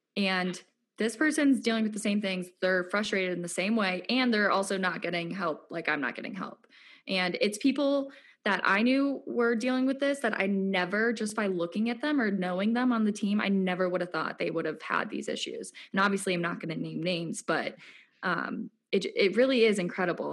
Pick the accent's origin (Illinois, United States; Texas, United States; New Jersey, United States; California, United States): Illinois, United States; Lake Forest; moved away; I'm from Lake Forest, Illinois, which is a suburb north of Chicago.